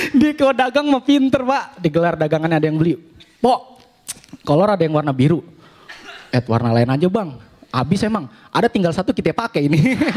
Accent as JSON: {"language": "Indonesian", "area": "Betawi", "region": "Jakarta", "country": "Indonesia", "said": "kita orang Betawi"}